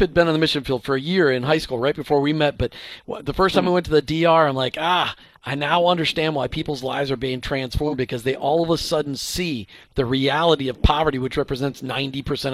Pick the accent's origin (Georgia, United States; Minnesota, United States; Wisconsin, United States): Minnesota, United States; moved away; I grew up in Minnesota where pest control, it's called winter